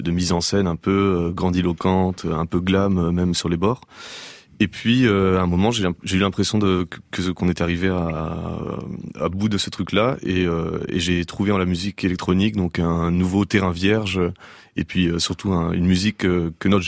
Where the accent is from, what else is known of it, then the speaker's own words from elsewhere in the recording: Romania; also born or lived in Morocco; j'ai grandi en Roumanie euh, et au Maroc.